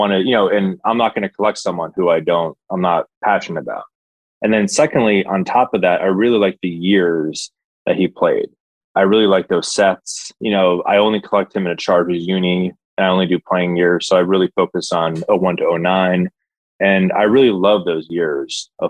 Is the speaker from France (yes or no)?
no; New York, United States; I'm from New York, so I grew up a Giants fan